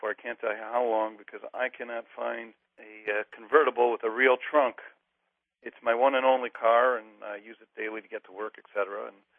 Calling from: Monterey, California, United States; I'm calling from Monterey.

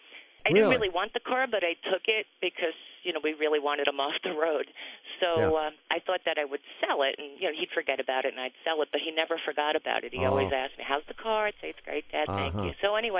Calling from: Greenfield, Massachusetts, United States; I'm calling from Greenfield, Mass.

